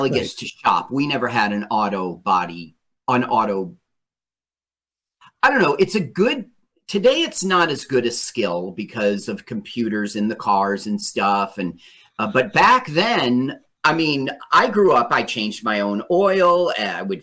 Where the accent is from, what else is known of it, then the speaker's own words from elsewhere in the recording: Los Angeles, California, United States; also born or lived in Las Vegas, Nevada; I grew up in Los Angeles a lot of years